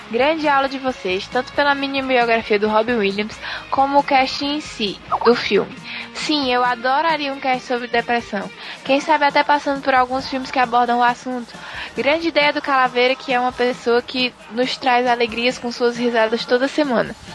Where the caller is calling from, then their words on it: Fortaleza, Ceará, Brazil; olá, amigos do Jurassic. Eu sou de Fortaleza.